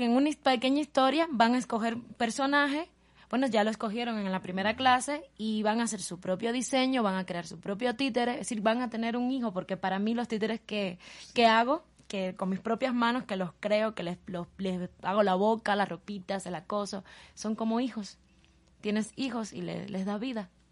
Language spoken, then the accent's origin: Spanish; Guantánamo, Cuba; now in Havana, Cuba; soy cubana, eh, eh, nací en la ciudad de Guantánamo, en Cuba.